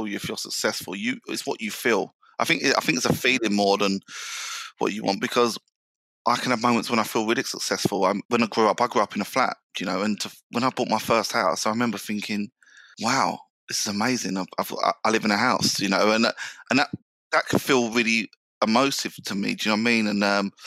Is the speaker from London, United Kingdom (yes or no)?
yes; London, United Kingdom; I grew up in South London.